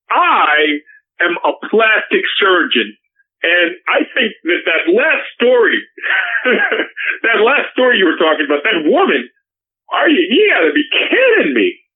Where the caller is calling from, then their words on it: Beverly Hills, California, United States; and, uh, and I'm calling from Beverly Hills, California.